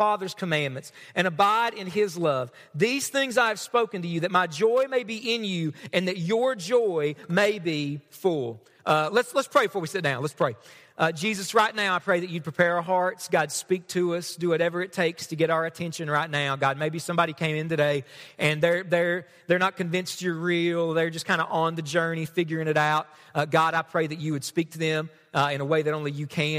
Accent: Knott County, Kentucky, United States; I'm from Knott County, all right? I'm from around here.

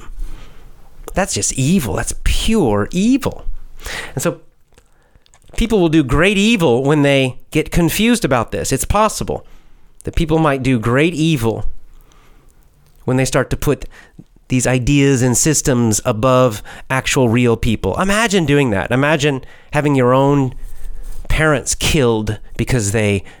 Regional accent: United States; I'm an American

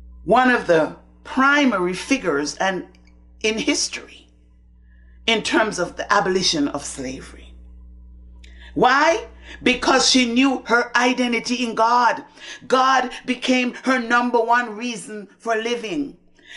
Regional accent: Antigua & Barbuda; I grew up in the Methodist Church in Antigua

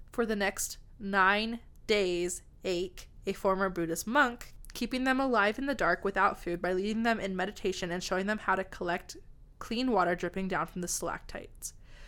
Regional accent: United States; I'm American.

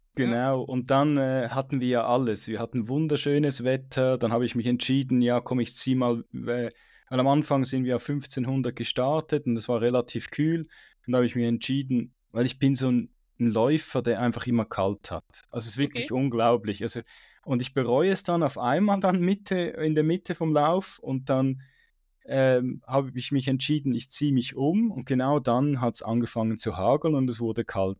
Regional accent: Switzerland; ich bin eigentlich aufgewachsen relativ in Flachen in der Schweiz

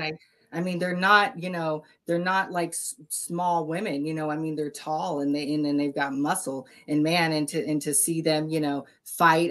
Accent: Texas, United States; my southern roots. You know, I come from Texas, like the Texas Tank.

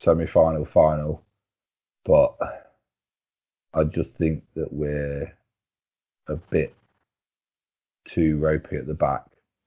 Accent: England, United Kingdom; we're English, aren't we?

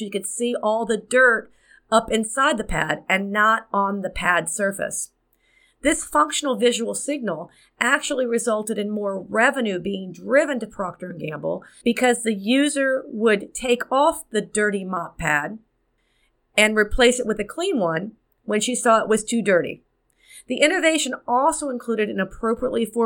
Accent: Miami, Florida, United States; my hometown of Miami

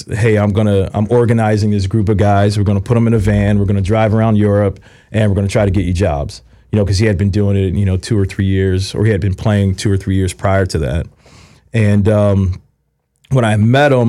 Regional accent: Philadelphia, Pennsylvania, United States; moved away; where I grew up in Philly

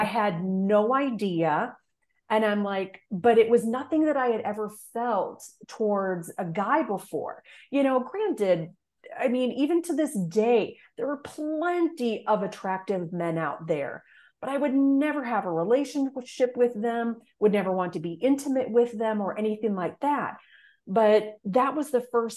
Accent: Fargo, North Dakota, United States; moved away as an adult; also born or lived in Indianapolis, Indiana; I grew up in Fargo, North Dakota, which relatively speaking, it's the largest city in the state, but still very, very small.

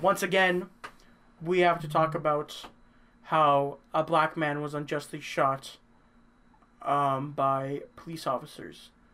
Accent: Canada; we're from Canada

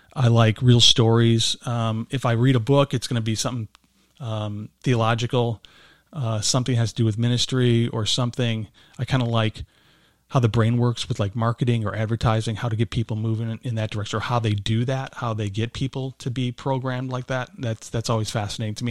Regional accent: Berwyn, Illinois, United States; I grew up in, uh, Berwyn, Illinois, so not too far from here

